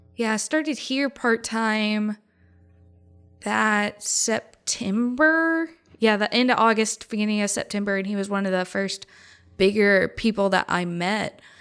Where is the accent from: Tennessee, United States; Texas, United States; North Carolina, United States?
Tennessee, United States; Memphis; I was one of two people from Memphis.